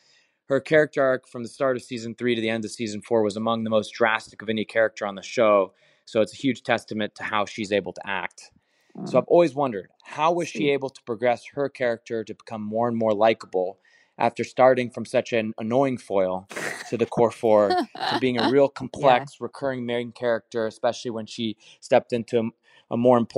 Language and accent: English; Hermosa Beach, California, United States; I'm from Hermosa Beach, California